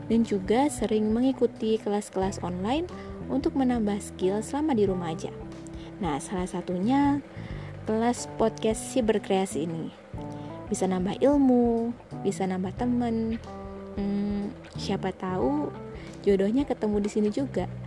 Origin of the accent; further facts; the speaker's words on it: Surabaya, East Java, Indonesia; aku domisili Surabaya nih dari kecil sampai sekarang di Surabaya.